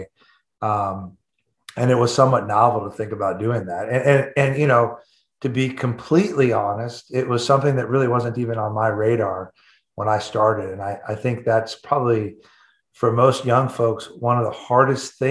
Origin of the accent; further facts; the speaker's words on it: Atlanta, Georgia, United States; moved away as an adult; also born or lived in Nashville, Tennessee / Vail, Colorado; I'm actually a Southern boy by heart. I grew up in Atlanta, Georgia